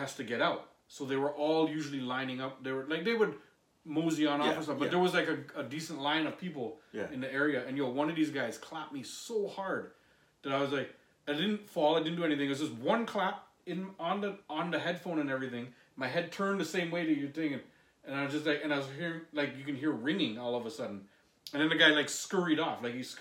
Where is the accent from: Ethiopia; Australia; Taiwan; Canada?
Canada; Toronto, Ontario; I grew up in Moss Park and I would hang a lot in Regent Park